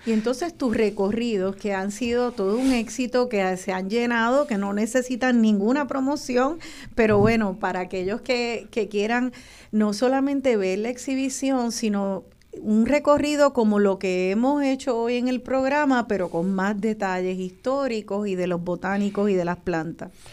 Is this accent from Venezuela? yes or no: no; Puerto Rico; nuestra isla